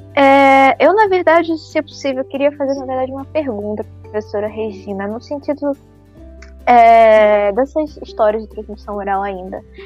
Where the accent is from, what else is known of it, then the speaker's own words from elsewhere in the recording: Brazil; eu como brasileira